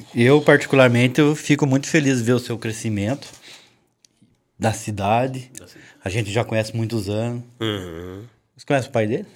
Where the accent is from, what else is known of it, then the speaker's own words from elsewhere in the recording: Taubaté, São Paulo, Brazil; nós, Tabateano